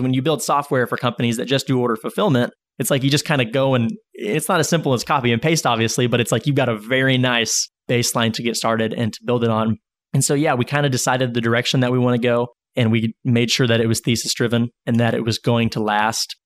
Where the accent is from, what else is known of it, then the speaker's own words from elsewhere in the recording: Northwest Arkansas, United States; growing up in Northwest Arkansas